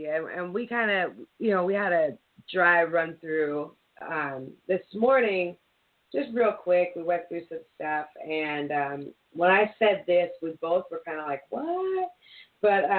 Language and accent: English; Philadelphia, Pennsylvania, United States; growing up, you know, in Philly